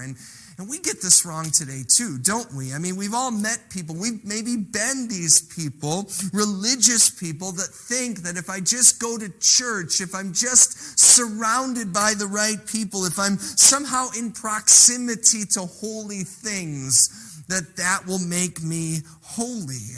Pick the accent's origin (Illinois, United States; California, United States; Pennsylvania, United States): Illinois, United States; now in Elkhorn, United States; We grew up in Illinois